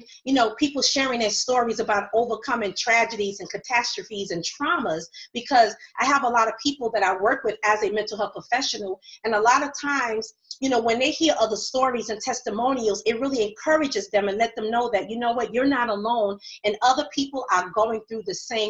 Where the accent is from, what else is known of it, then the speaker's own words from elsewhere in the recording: New York, United States; I'm from New York as well